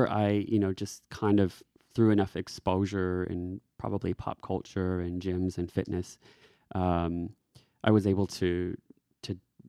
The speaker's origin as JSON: {"language": "English", "region": "Texas", "country": "United States", "also_born_or_lived": "Washington, D.C.", "moved": "as an adult", "lives_now": "Australia", "said": "I am from Texas, and I was living in DC at the time."}